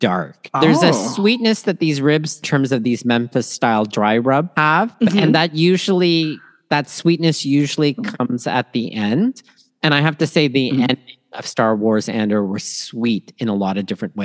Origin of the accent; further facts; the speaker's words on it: Toronto, Ontario, Canada; also born or lived in Manila, Philippines; born in Manila, Philippines, raised in Toronto, Canada, and schooled all over southwestern Ontario.